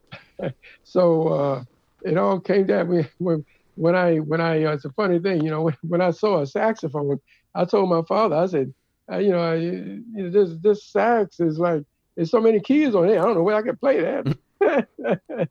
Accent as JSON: {"language": "English", "town": "Baltimore", "region": "Maryland", "country": "United States", "tie": "born or raised there", "also_born_or_lived": "Richmond, Virginia / New York", "moved": "yes", "lives_now": "New Jersey, United States", "said": "I'm originally from Baltimore, Maryland"}